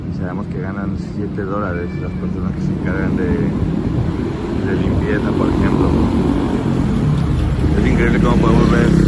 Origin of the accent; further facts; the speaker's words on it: Argentina; now in Cuba; Ahora, yo soy argentina, pero